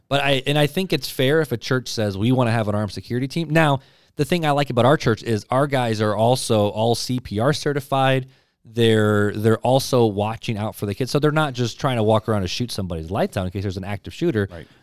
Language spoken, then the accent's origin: English; United States; I'm American, so I have rights because you gave them to me for being being born in this country